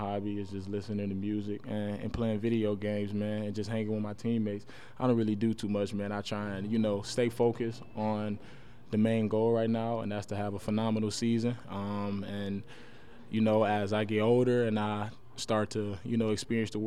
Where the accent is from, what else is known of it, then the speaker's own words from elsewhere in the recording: Pontiac, Michigan, United States; growing up in Pontiac